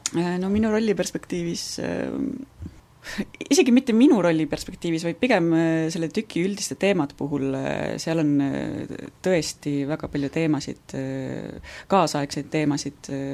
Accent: Võru, Võru County, Estonia; now in Viljandi, Estonia; ma olen ise Võrust pärit

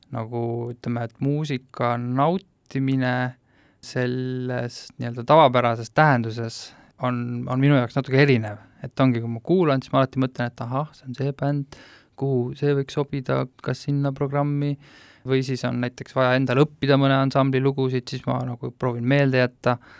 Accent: Tallinn, Harju County, Estonia; mina olen täiesti tavaline Lasnamäe kuli mm.. et lapsepõlv möödus nende, nende panelkade vahel seal kruusaplatsi peal

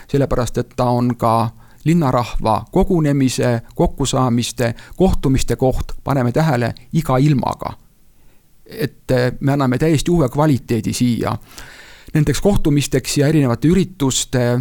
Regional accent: Tartu, Tartu County, Estonia; meie kodulinn Tartu.

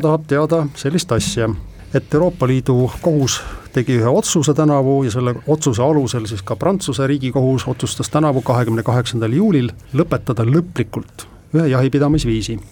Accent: Rakvere, Lääne-Viru County, Estonia; minu kodulinna Rakveresse.

